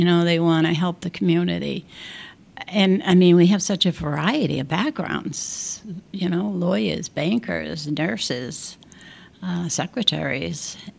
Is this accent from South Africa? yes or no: no; Ireland; I've been there 19 years, and I'm Irish, so that says something right there.